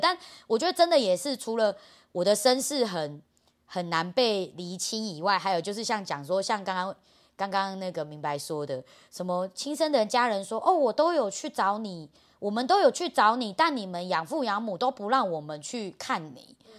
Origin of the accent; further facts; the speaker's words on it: Taipei, Taiwan; also born or lived in Taichung; 我就是从小就在这里长大